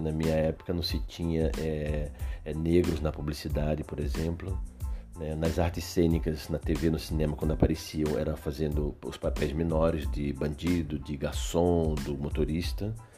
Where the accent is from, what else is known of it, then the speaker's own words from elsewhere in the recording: Recife, Pernambuco, Brazil; moved away as an adult; now in Porto Alegre, Brazil; sou de Recife, moro em Porto Alegre há quase 30 anos